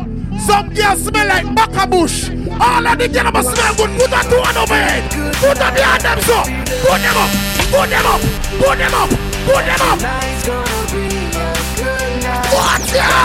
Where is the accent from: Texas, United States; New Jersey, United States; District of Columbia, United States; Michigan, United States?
New Jersey, United States; We are from New Jersey. New Jersey's finest.